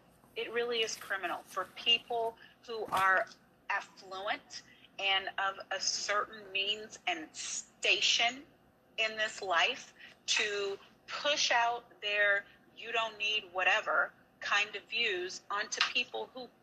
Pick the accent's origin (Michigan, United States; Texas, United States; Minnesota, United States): Texas, United States; my home state of Texas